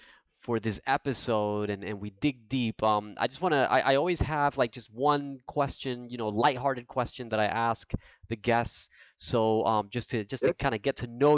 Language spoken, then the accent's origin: English; New Jersey, United States; my family's from Puerto Rico, but like I was born and raised in New Jersey